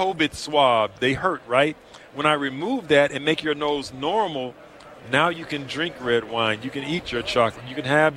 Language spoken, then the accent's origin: English; Houston, Texas, United States; also born or lived in Dallas; I'm from Houston